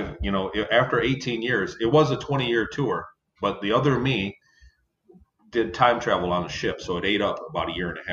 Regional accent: Ypsilanti, Michigan, United States; In southern Michigan, in Ypsilanti, Michigan.

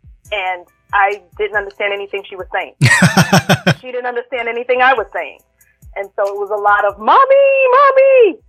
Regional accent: New York City, New York, United States; moved away as an adult; also born or lived in Brooklyn, New York / Bay Area, California; Yeah, I was born in Brooklyn, and I grew up in Queens.

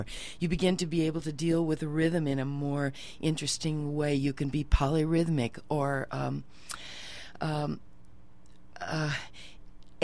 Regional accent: South Dakota, United States; moved away as an adult; also born or lived in New York City; I was born in South Dakota

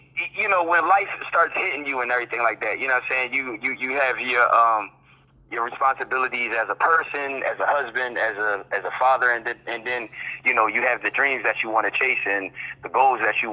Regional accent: Philadelphia, Pennsylvania, United States; moved away as an adult; now in Charlotte, United States; I'm actually from Philadelphia, Pennsylvania. That's where I grew up

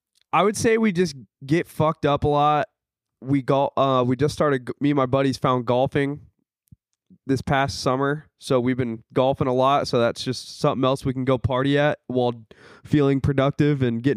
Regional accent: Omaha, Nebraska, United States; Omaha, Nebraska. That's right on the edge of Nebraska and in Iowa.

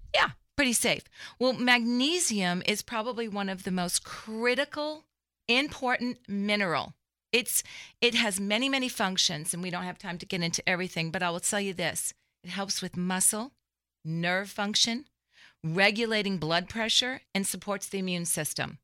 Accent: Framingham, Massachusetts, United States; born or raised there; moved away as an adult; also born or lived in Dallas-Fort Worth, Texas; now in Dallas, United States

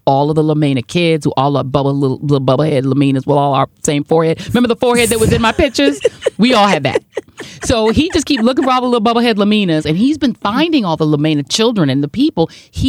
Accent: New York City, New York, United States; So I was born in Brooklyn.

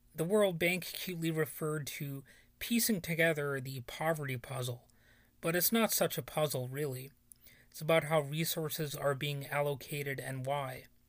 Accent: United States; even though I live sixteen miles away from there, my hometown borders on being a ghost town

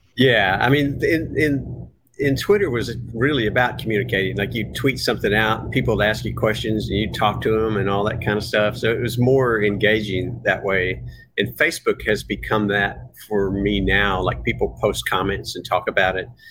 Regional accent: Dallas, Texas, United States; moved away as an adult; now in Seattle, United States; I was born in Texas, Dallas, Texas

